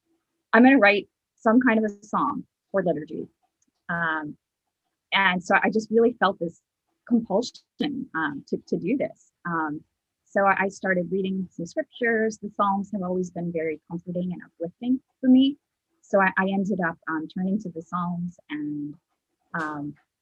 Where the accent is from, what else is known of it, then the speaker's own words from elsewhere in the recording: North Carolina, United States; I grew up in North Carolina